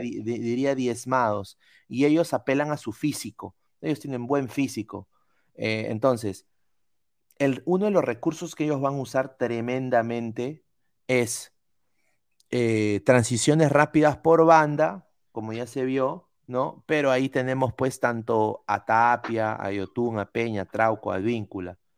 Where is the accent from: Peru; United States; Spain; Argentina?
Peru